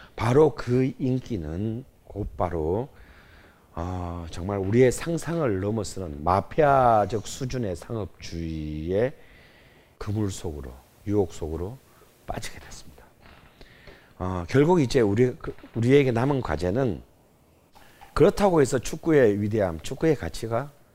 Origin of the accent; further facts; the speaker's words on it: Busan, South Korea; 제 고향인 부산에 있는